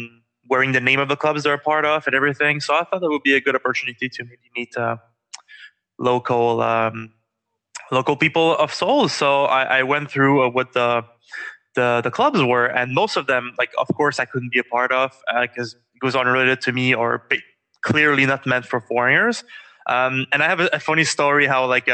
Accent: Quebec City, Quebec, Canada; now in Ottawa, Canada; I'm from Quebec City

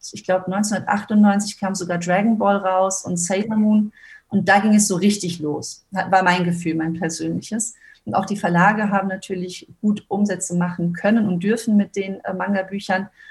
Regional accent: Germany; als Deutsche

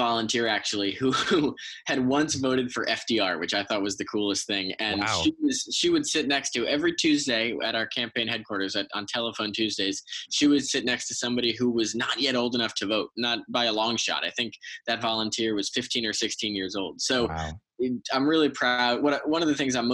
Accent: Westport, Connecticut, United States; the folks in Westport, my hometown

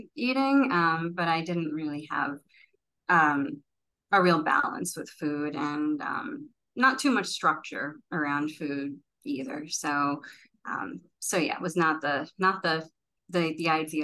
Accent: New York City, New York, United States; I'm born and raised in Brooklyn

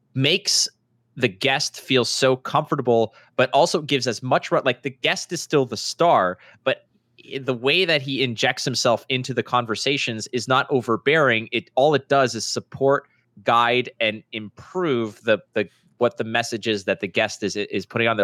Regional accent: Montreal, Quebec, Canada; where I grew up in Montreal

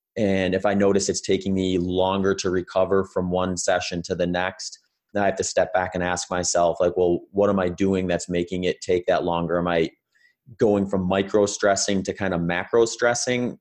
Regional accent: Wisconsin, United States; moved away as an adult; also born or lived in California; now in Phoenix, United States; I grew up in the Midwest in, in Wisconsin before moving out to California in two thousand fifteen and, uh, now I'm down in Phoenix, Arizona

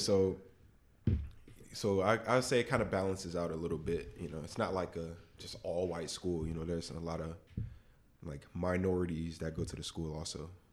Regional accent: West Palm Beach, Florida, United States; moved away; I'm from West Palm Beach

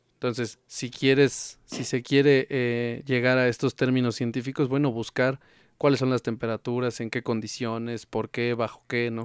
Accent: Mexico; como mexicanos, pues nunca nos hemos dejado vencer

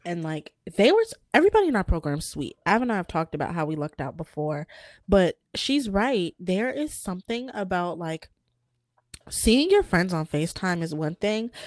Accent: United States; I was born in America

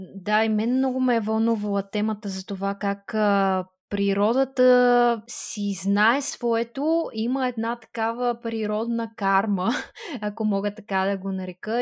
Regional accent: Bulgaria; сме заобиколени като българи от а, прекрасна природа

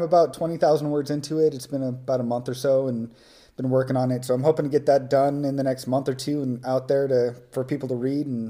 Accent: California, United States; moved away as an adult; also born or lived in Hawaii; I'm actually from California, lived there for 18 years, joined the military at a very young age, and lived in Hawaii for 3 years after

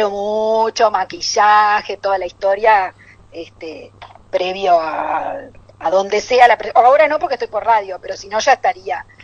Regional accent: Buenos Aires, Argentina; Yo de Caballito.

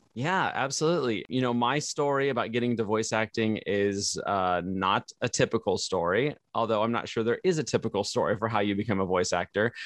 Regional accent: Le Roy, Illinois, United States; moved away; also born or lived in California; my parents told us we were moving to Illinois

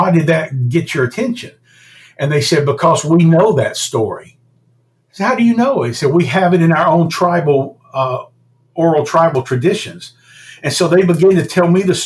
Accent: United States; being an American entrepreneur

